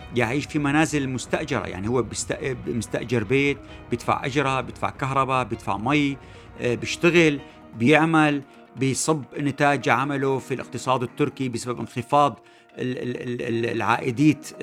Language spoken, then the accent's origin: Arabic; Syria; نحن كسوريين